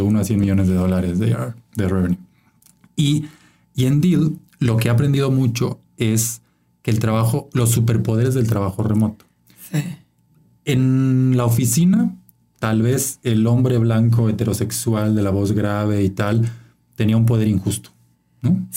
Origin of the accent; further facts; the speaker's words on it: Chiapas, Mexico; moved away as an adult; now in Mexico City, Mexico; soy de Chiapas, ¿no? El estado más pobre de México y y eso me marcó, siempre creciendo en esa desigualdad sistémica.